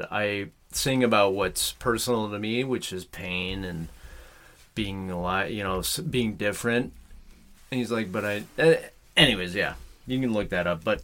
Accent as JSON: {"language": "English", "town": "Bakersfield", "region": "California", "country": "United States", "said": "I'm from Bakersfield."}